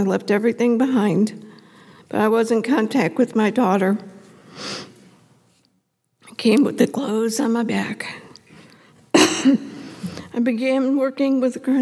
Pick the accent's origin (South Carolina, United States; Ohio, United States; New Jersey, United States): Ohio, United States; Cleveland; also born or lived in Elyria; I grew up in Cleveland